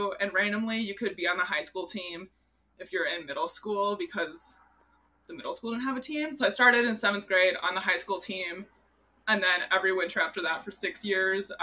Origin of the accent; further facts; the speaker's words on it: Minnesota, United States; I grew up in Minnesota